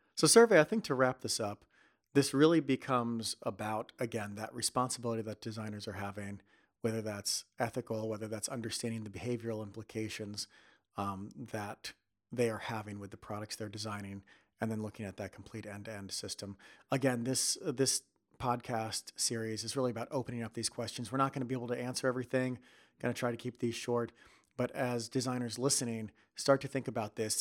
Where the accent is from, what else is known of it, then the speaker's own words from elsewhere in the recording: United States; moved away as an adult; now in Netherlands; being an American and moving over to Netherlands